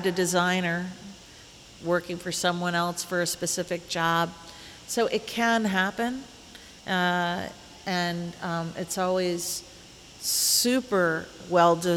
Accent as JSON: {"language": "English", "town": "Indianapolis", "region": "Indiana", "country": "United States", "tie": "born or raised there", "moved": "yes", "said": "my hometown, Indianapolis"}